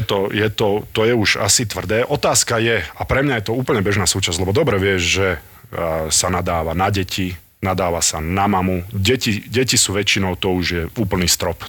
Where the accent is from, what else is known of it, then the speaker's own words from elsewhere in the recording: Nitra, Nitra Region, Slovakia; som z Nitry